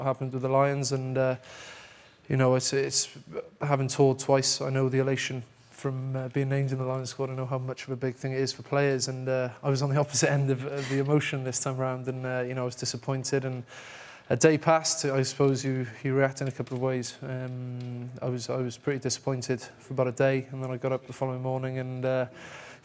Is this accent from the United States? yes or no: no; Cardiff, Wales, United Kingdom; I grew up in Thornhill